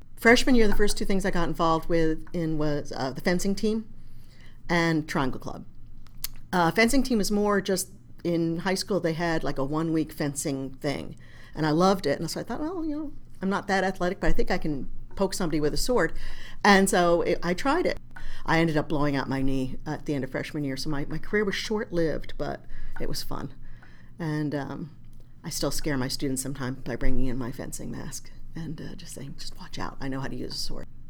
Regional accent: New Jersey, United States; I grew up in North Jersey

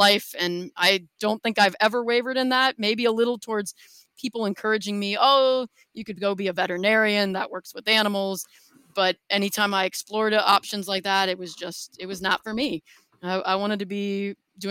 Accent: Mercer, Pennsylvania, United States; moved away; So I was born and raised in Western Pennsylvania in a town called Mercer

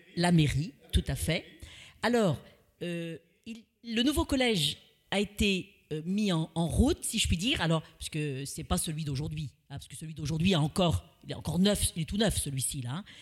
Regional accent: France; j'ai fait ma primaire à Bonasset avec ma maman, et après, je suis venue au collège de la Tillée.

